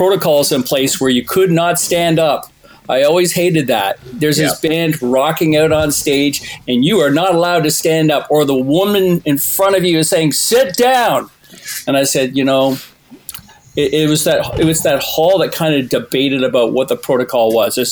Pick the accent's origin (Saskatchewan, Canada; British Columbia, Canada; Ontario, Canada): Ontario, Canada; Toronto; When I was a kid growing up in Toronto